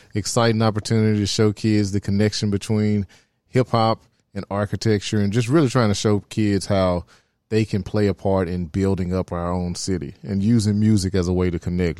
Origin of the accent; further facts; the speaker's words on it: Memphis, Tennessee, United States; I'm from Oak Haven. Uh, it's over near Winchester, Tullahoma area